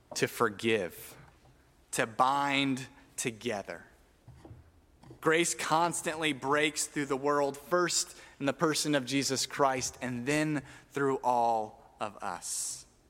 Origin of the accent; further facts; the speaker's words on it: Tucson, Arizona, United States; we grew up in Tucson where it is hot